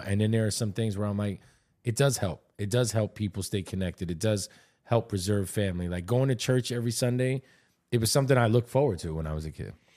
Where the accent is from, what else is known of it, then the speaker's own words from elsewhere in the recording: New York, United States; also born or lived in Miami; I'm born and raised in New York. Uh, my parents are Puerto Rican, Italian.